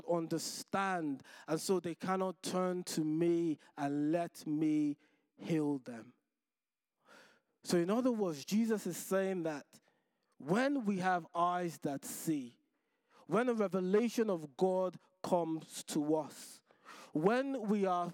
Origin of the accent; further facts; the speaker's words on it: Nigeria; moved away; Growing up in Nigeria